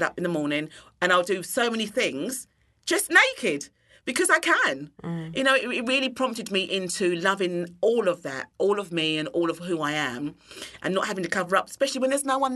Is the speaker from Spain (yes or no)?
no; London, United Kingdom; moved away as an adult; now in Christchurch, New Zealand; I was born and bred in London.